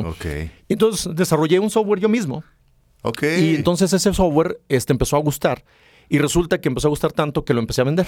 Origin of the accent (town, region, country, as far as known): Mexico